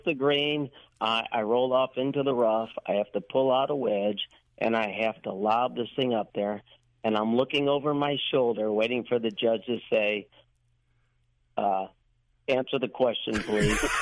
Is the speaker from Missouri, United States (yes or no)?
yes; St. Louis, Missouri, United States; right here in St. Louis